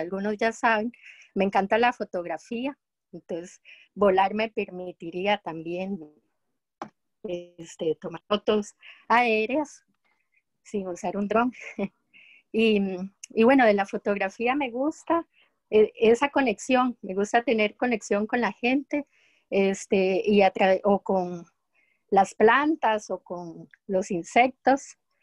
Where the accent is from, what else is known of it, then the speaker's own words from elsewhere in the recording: Costa Rica; de Costa Rica